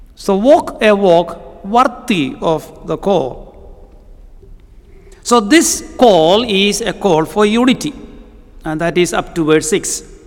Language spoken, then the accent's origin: English; Kerala, India; first language Malayalam; English is a second language; moved away; I come from the southern part of India, a place called Kerala.